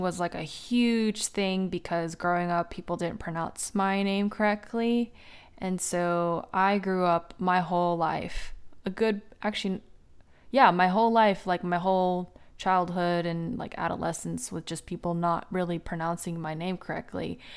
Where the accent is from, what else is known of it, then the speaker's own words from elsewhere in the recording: United States; I was born in the United States